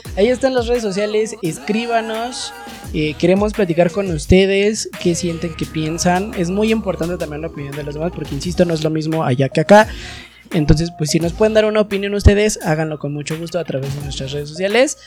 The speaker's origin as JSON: {"language": "Spanish", "country": "Mexico", "said": "nos corresponde como ciudadanos mexicanos"}